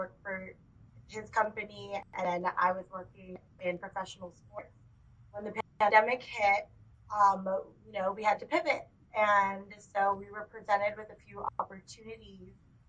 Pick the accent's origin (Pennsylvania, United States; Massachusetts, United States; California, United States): California, United States; Bay Area; moved away as an adult; now in Sacramento, United States; we are originally from the Bay Area, moved here about 5 years ago to the Sacramento area.